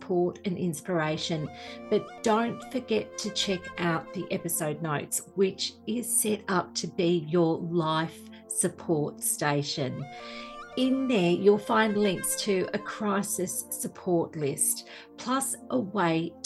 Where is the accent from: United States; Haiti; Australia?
Australia; Being Australian as I am, I grew up with the royal family being very much in the spotlight in the media